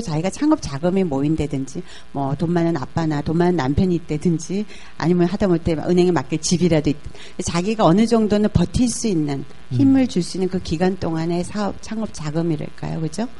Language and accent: Korean; South Korea; moved away as an adult; also born or lived in Indonesia; 저는 뭐 한국 여자가 인도네시아에서 왔다 그러지 뭐